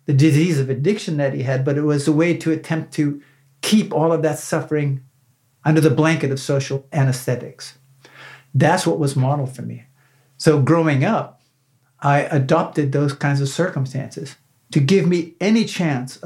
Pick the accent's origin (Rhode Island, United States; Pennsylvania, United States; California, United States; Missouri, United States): Pennsylvania, United States; Northwest; I grew up in Northwest Pennsylvania